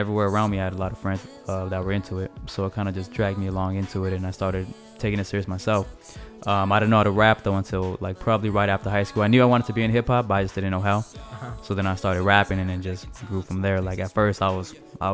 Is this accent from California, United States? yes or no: yes; Los Angeles, California, United States; I grew up in San Pedro, but I got a lot of family from Wilmington